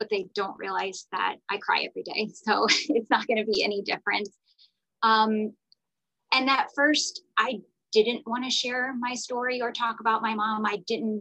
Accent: Florida, United States; moved away as an adult; now in Atlanta, United States; I live in Atlanta, Georgia, but I am from Florida. I am a Florida girl, born and raised

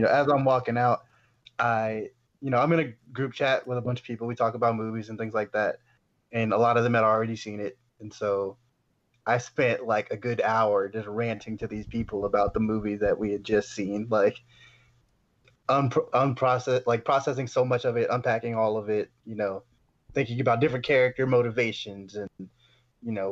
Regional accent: Katy, Texas, United States; Renee Zellweger is from Katy, Texas, my hometown

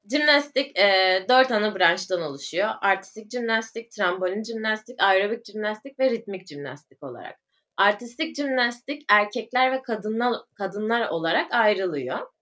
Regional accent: İzmir, Turkey; also born or lived in Urla; İzmirliyim. Ee, aslen baba tarafı Bulgaristan göçmeni. Bu şekilde şu anda Urla'da yaşıyorum

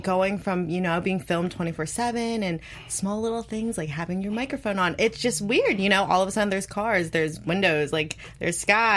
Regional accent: New Jersey, United States; moved away as an adult; also born or lived in Maryland; now in Los Angeles, United States; I was born and raised in New Jersey

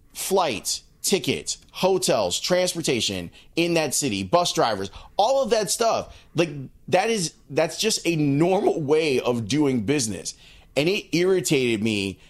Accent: United States; me as an American

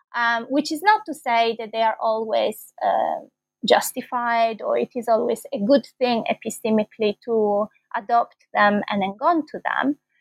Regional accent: Bologna, Emilia-Romagna, Italy; moved away as an adult; also born or lived in London, United Kingdom; I'm Italian. I was born in Bologna, and that's where I did my first degree in philosophy here in Italy

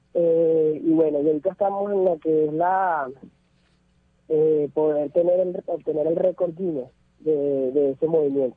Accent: Caracas, Capital District, Venezuela; moved away as an adult; also born or lived in Colombia; salí de Venezuela hace alrededor de unos 6 años, eh, debido a la situación que había, bueno, yo salí hacia Colombia

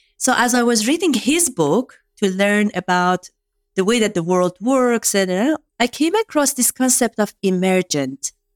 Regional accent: Iran; first language Farsi; English is a second language; moved away as an adult; now in United States; I grew up in Iran

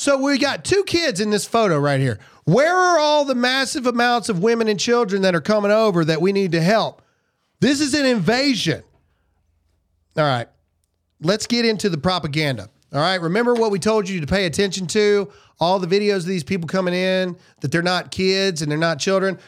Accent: the American South, United States; I'm a Southerner

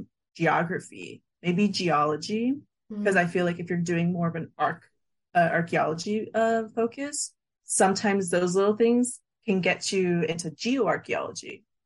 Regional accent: San Diego, California, United States; a born and raised San Diegan

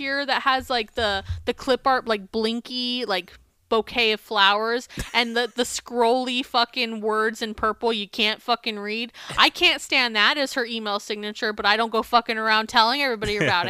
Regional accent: United States; Or being American, we have this like framework in our head of like, we're so much better than these other places.

